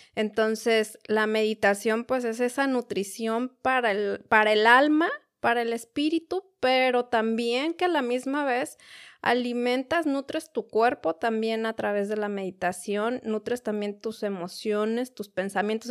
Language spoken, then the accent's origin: Spanish; Mexico City, Mexico; now in United States; yo soy de la Ciudad de México también